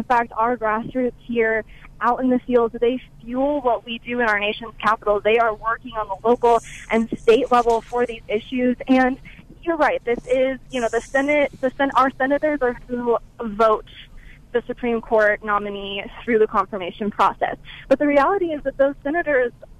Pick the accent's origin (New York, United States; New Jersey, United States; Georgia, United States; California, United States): California, United States; Sacramento Valley, Northern; As a Northern California native myself, I was born and raised in the Sacramento Valley